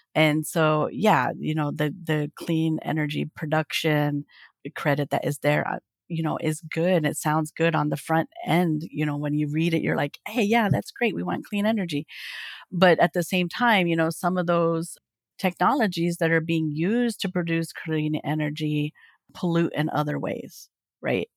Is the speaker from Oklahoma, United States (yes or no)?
yes; Oklahoma, United States; I live in Oklahoma. I'm from Oklahoma